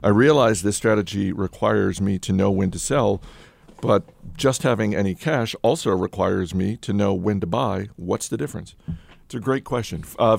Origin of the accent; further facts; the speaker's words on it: New England, United States; I'm from New England, yes.